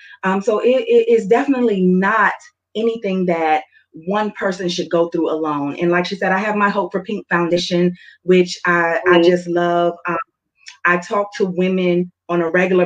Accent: the South, United States; I'm from the South, so I grew up where we are not to question God

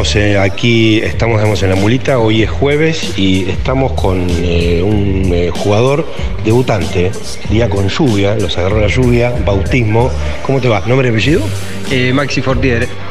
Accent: Tandil, Buenos Aires Province, Argentina; somos de acá de Tandil

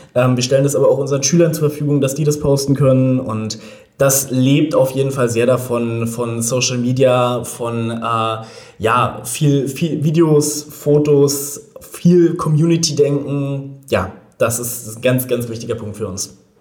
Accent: Berlin, Germany; ich bin in Berlin geboren, lebe auch in Berlin

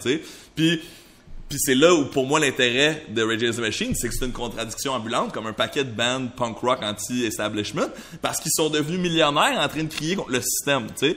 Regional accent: Montreal, Quebec, Canada; first language French; je suis né à Tétroville. Il y a des gens de toutes sortes à Tétroville

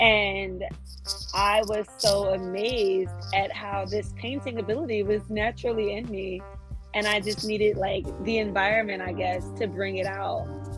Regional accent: Willingboro, New Jersey, United States; moved away as an adult; also born or lived in Atlanta, Georgia / Boston, Massachusetts; I am born and raised in Willingboro, New Jersey. It is a majority Black suburb. I haven't found any place quite like it.

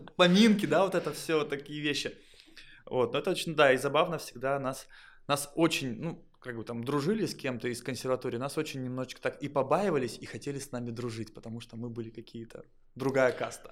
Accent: Kondopoga, Republic of Karelia, Russia; В школе э, был звездой школы, я из Кондопаги, из соседнего города

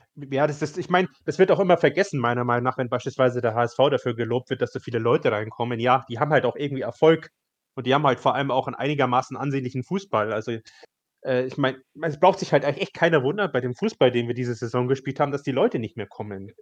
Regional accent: Upper Bavaria, Germany; Ich komme ja aus Oberbayern

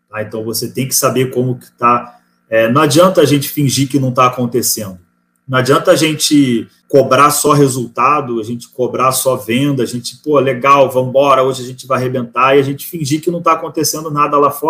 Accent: Rio de Janeiro, Brazil; now in Florianópolis, Brazil; É de São Paulo, é do, eu sou do Rio, né?

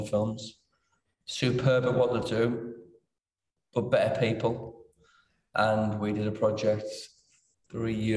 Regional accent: Middlesbrough, North East England, United Kingdom; I'm from Middlesbrough. Well, from Winniebanks, that's in Middlesbrough. Important to get that bit in TS5.

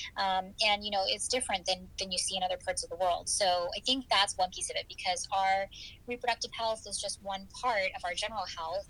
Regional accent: Michigan, United States; moved away as an adult; also born or lived in Chicago, Illinois / New York City / East Coast; now in Houston, United States; I was born in Chicago, so I'm originally a Midwesterner, um, and I grew up in Michigan

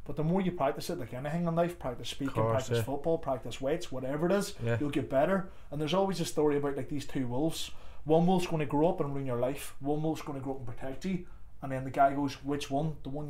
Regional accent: Derry, Northern Ireland, United Kingdom; also born or lived in Tallaght / Clondalkin; now in Dublin, Ireland; I'm from Derry and you're from Dublin

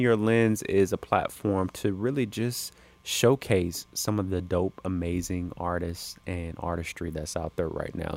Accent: South Carolina, United States; moved away as an adult; now in Los Angeles, United States; born and raised in South Carolina. Spent the first twenty-five years of my life in South Carolina

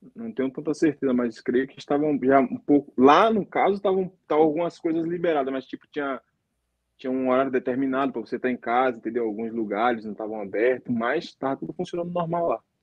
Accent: Northeast Region, Brazil; moved away as an adult; also born or lived in Fortaleza / South Africa / United Arab Emirates; now in South Korea; eu, no caso, sou do Nordeste

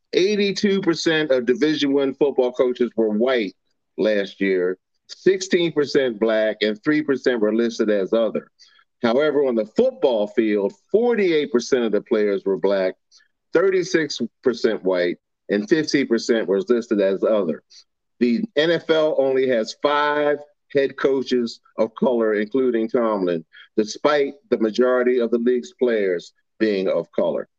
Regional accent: Baltimore, Maryland, United States; I'm from Baltimore.

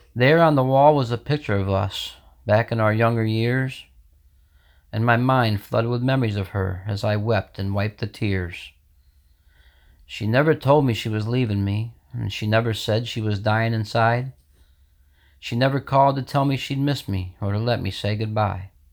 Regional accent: Sidney Center, New York, United States; I'm from Sydney Center, New York.

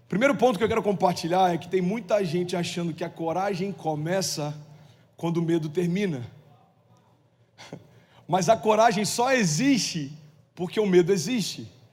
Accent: Cabo Frio, Rio de Janeiro, Brazil; moved away; em Cabo Frio, é minha cidade natal, morei lá 17 anos

